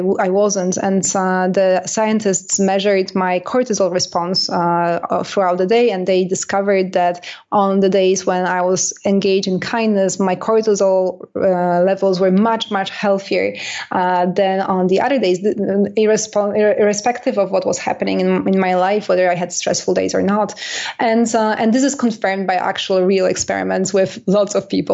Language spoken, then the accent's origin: English; Canada; I'm Canadian